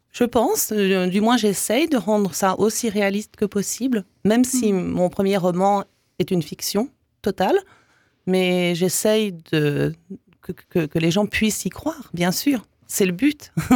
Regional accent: Canada; moved away as an adult; also born or lived in Belgium / English Canada / Quebec; now in Strasbourg, France; je suis née en Belgique, de père yougoslave et de mère française. Donc ça commençait déjà euh, pas mal. Et puis ensuite, euh, bah, j'ai suivi ma famille au Canada. D'abord au Canada anglais, après au Québec. J'ai mhm. passé 22 ans au Canada.

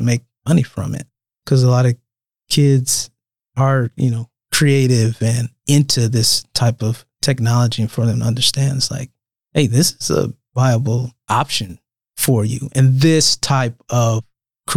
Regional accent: Omaha, Nebraska, United States; I'm from Omaha

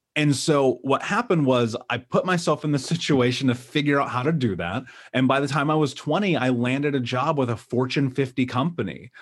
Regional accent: Indianapolis, Indiana, United States; I grew up in Indianapolis.

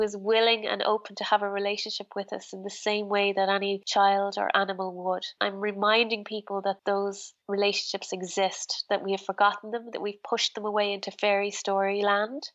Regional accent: Ireland; Being very Irish

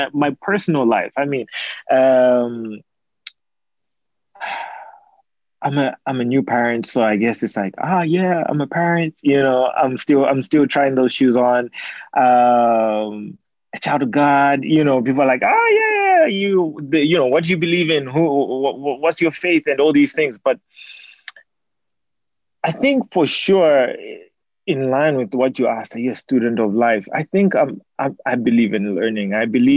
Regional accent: Zambia; moved away; that's where I'm from. And so, you know, I'm from Zambia

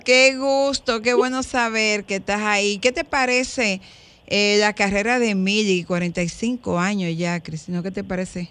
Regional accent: Dominican Republic; Qué bueno que nací en este país. Qué bueno que soy dominicano

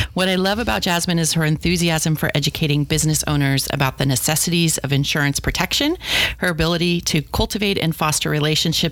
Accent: San Diego, California, United States; I was born and raised in San Diego

